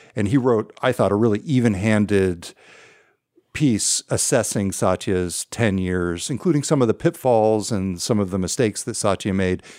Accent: California, United States; now in Seattle, United States; I grew up in California

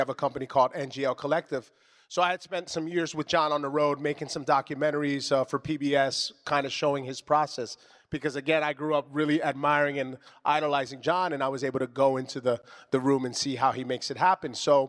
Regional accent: Trenton, New Jersey, United States; So I grew up in Trenton, New Jersey. I'm Puerto Rican, and all right, Boricua, huepa. So I grew up as a theater kid.

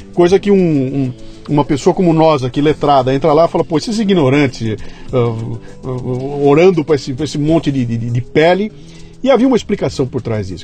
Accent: Bauru, São Paulo, Brazil; eu cresci em Bauru, interior de São Paulo

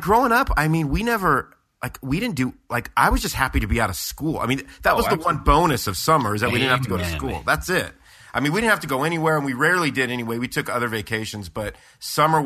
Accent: Southern California, United States; now in Midwest, United States; I grew up in SoCal

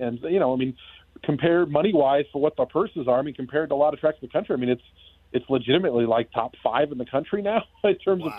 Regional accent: Seattle, Washington, United States; moved away; I'm from Seattle, so you know, the Northwest is kind of home.

